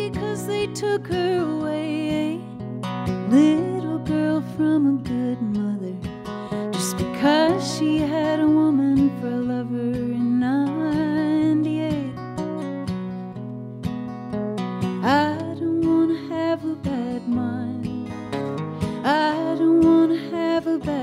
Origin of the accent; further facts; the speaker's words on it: the South, United States; growing up in the South